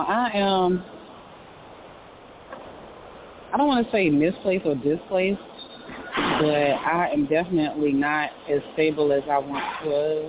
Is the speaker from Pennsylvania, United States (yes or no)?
no; New York, United States; I'm a New Yorker